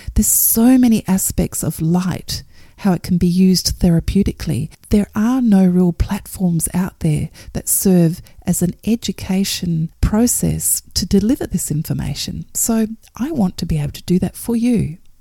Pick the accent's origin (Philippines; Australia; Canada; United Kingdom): Australia; Perth, Western Australia; my hometown of Perth